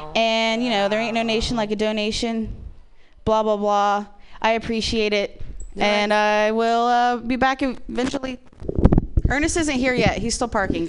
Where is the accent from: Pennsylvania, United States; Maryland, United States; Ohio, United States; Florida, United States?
Ohio, United States; born or raised there; moved away